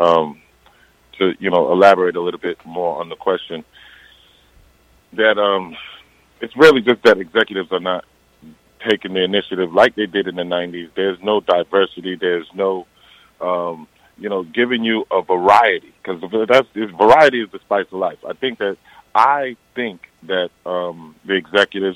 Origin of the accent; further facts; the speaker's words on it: Eastern Long Island, New York, United States; we're from Eastern Long Island, so we were definitely, you know, we didn't grow up in the like pro black area. We went to school predominantly, you know, white